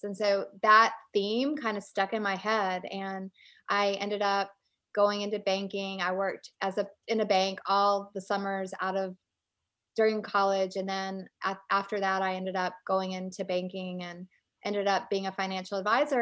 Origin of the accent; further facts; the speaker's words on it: Richmond, Virginia, United States; moved away as an adult; also born or lived in Alabama; now in North Carolina, United States; I grew up in Richmond, Virginia, and I live in North Carolina now